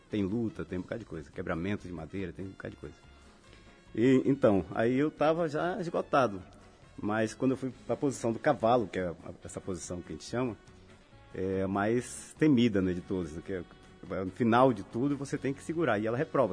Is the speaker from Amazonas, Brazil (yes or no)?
yes; Manaus, Amazonas, Brazil; moved away as an adult; now in Natal, Brazil; eu nasci em Manaus, né? Mas a minha família é toda de uma cidade chamada Itacoatiara, que fica à margem do Rio Amazonas. E vivi em Manaus até os meus 25 anos